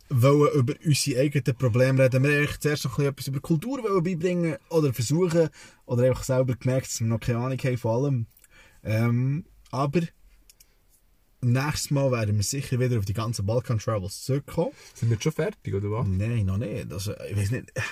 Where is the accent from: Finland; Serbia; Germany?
Serbia; now in Switzerland; bei uns in Serbien gibt es eine ganze Zeremonie, die 40 Tage lang geht.